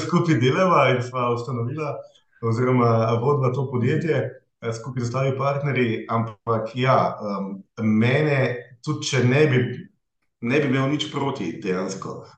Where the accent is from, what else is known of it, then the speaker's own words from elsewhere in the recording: Hrastnik, Zasavje, Slovenia; moved away as an adult; also born or lived in Maribor; now in Ljubljana, Slovenia; izhajam iz Zasavja, iz Hrastnika